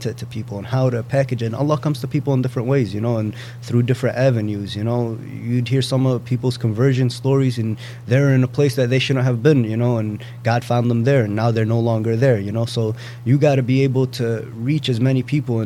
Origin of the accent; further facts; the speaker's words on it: United States; I grew up in this country